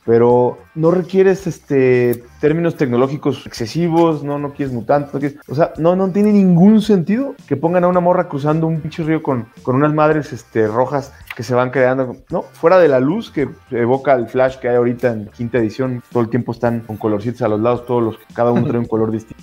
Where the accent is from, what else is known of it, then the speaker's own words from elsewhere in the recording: Mexico; uno como mexicano